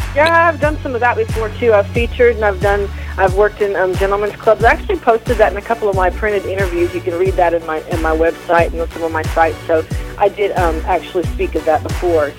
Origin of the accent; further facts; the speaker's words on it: Missouri, United States; moved away; also born or lived in Tacoma, Washington / Oklahoma; I grew up in like Missouri